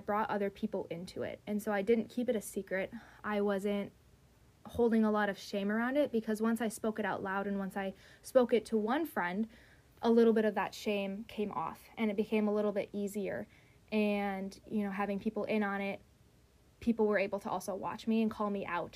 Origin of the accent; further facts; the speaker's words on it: Wisconsin, United States; moved away; back to Wisconsin, my hometown, 3.5 hours away